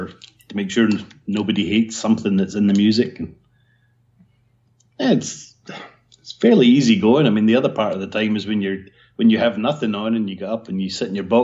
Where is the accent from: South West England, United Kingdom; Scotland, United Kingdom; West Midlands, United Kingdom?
Scotland, United Kingdom; moved away as an adult; also born or lived in Portsmouth / London / Dewsbury; I grew up in Scotland, and then at the age of 18, I got hired by Catalyst Coders in Portsmouth